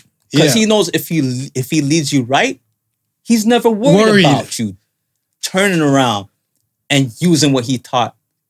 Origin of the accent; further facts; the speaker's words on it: Canada; from just being in Canada as a Canadian.